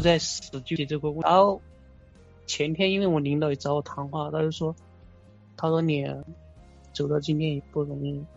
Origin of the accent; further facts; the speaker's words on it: Guizhou, China; 我，我是贵州的